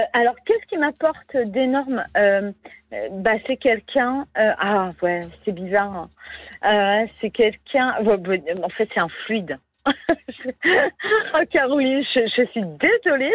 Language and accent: French; Brittany, France; je suis bretonne